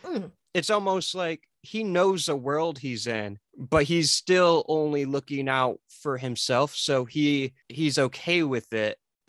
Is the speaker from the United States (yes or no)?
yes; United States; I'm an American.